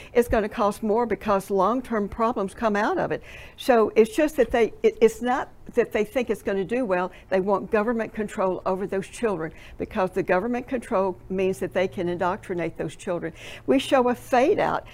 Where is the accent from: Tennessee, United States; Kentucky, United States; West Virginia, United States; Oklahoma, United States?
Tennessee, United States; I'm from Tennessee